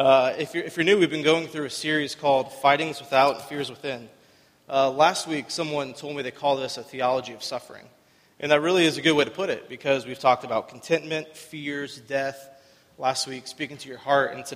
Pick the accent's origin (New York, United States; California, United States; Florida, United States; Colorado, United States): Florida, United States; Winter Haven; I'm from Winter Haven. I lived here pretty much my whole life. I went to Winter Haven High School